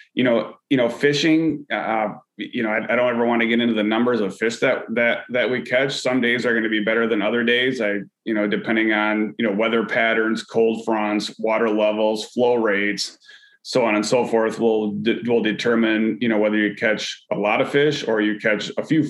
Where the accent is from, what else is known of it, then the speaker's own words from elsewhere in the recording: West Michigan, United States; Growing up as a kid here, I grew up in the West Michigan area with the Grand River kind of in my backyard